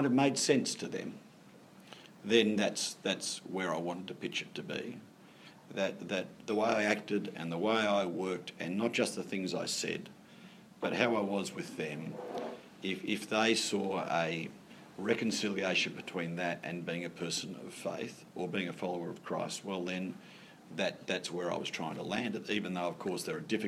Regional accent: Sydney, New South Wales, Australia; moved away; I was born in Sydney, you know, born in a good part of Sydney, to parents that really valued education, who sent me to a wonderful school

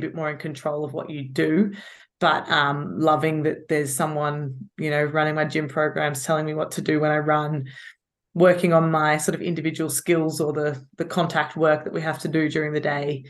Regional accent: Australia; moved away as an adult; now in England, United Kingdom; I'm from Australia.

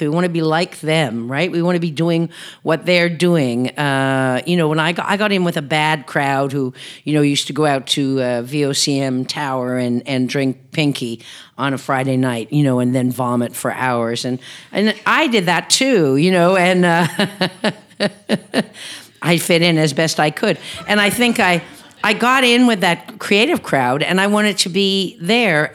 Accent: Newfoundland and Labrador, Canada; as a Newfoundlander

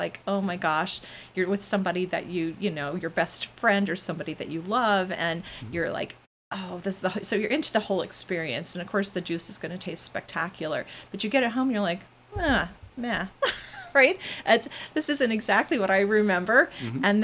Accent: Midwest, United States; I'm a Midwesterner.

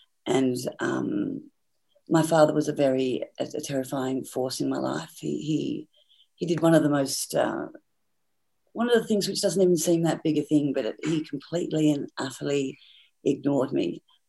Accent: Tasmania, Australia; And I think growing up in Tasmania was very, very difficult, because my parents didn't like children

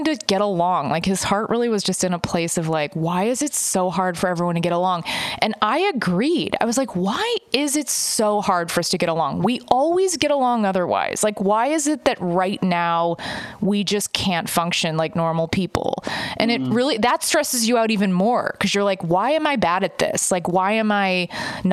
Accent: Texas, United States; I grew up in Texas

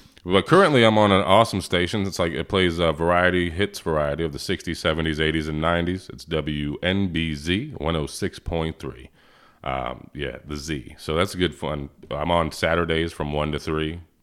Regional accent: Portsmouth, Virginia, United States; moved away as an adult; also born or lived in Plattsburgh, New York; I was raised in Virginia

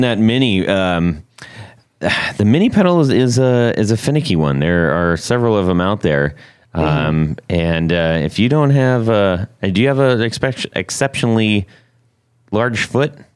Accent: Huntington Beach, California, United States; moved away; I grew up in in Huntington Beach area

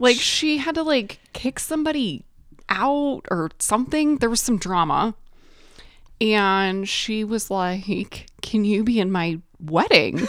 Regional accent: Detroit, Michigan, United States; I am from Detroit area

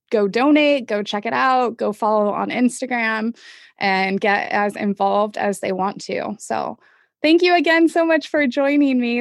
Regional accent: Manhattan Beach, California, United States; I'm actually from Manhattan Beach, so I got I've got some LA connections as well

